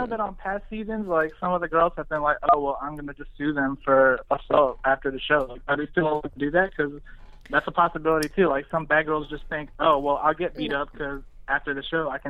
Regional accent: College Park, Maryland, United States; I'm from around the D.C. area, too. I'm from College Park. So, I'm, you know, I'm right down the street from this.

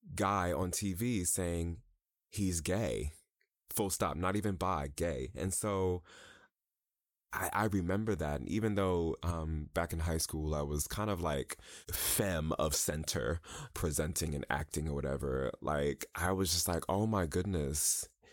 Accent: New York, United States; moved away as an adult; also born or lived in Chicago; I'm from New York originally

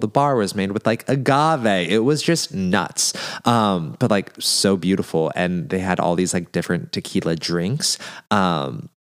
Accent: Montana, United States; I'm from Montana

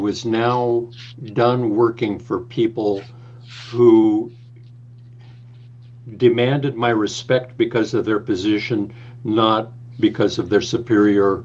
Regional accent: Fresno, California, United States; moved away as an adult; now in San Francisco, United States; I grew up in the Central Valley of California, in Fresno, California

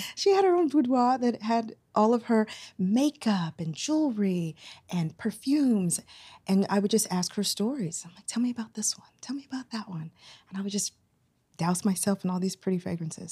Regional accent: Houston, Texas, United States; moved away; I'm originally from Houston, Texas, but I have a lot of family from Saint Louis

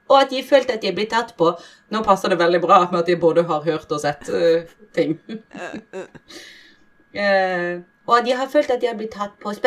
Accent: Bergen, Vestland, Norway; Men altså, jeg skal være ærlig, da, siden jeg er fra Bergen, og jeg har ikke, jeg har ikke opplevd noe sjøl.

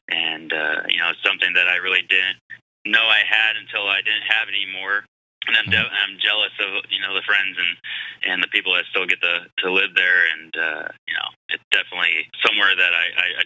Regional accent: San Diego, California, United States; born or raised there; moved away as an adult; also born or lived in Phoenix

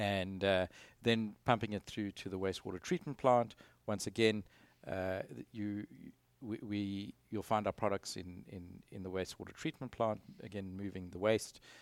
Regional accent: Eastern Cape, South Africa; moved away as an adult; also born or lived in Stellenbosch / Johannesburg / Houston; now in United States; I grew up on the East Cape of South Africa

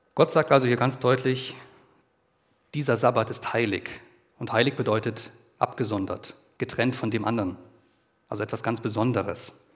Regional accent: Germany; bei uns in Deutschland

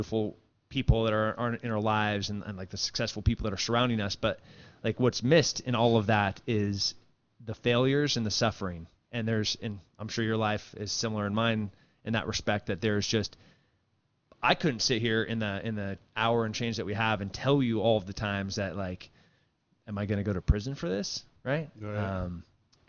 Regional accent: Central Coast, California, United States; now in Texas, United States; I grew up in like 4 hours south of San Francisco, 4 hours north of L.A. on the Central Coast

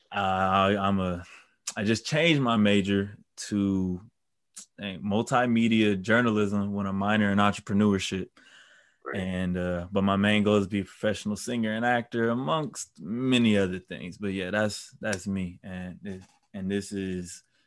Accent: Milwaukee, Wisconsin, United States; also born or lived in Brown Deer, Wisconsin; I'm from Milwaukee. I was born and raised there

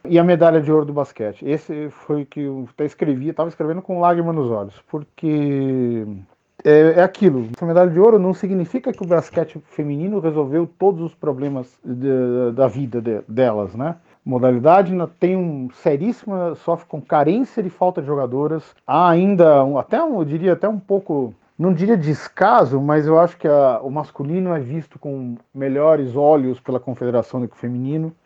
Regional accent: São Paulo, Brazil; Eu sou de São Paulo

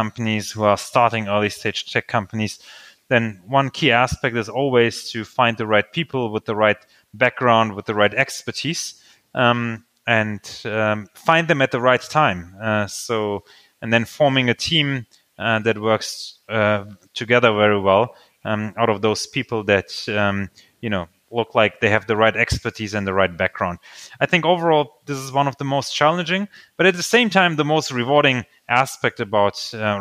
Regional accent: Germany; English is a second language; also born or lived in Slovakia; I actually was born in Slovakia, and we came to Germany when I was 4 years old. So I don't have a lot of memories to the time before we came to Germany, but I did grow up bilingually in Germany.

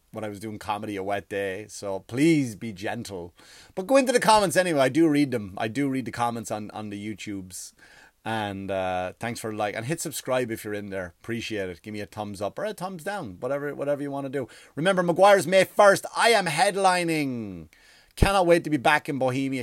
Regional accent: Ireland; moved away; I grew up in Ireland

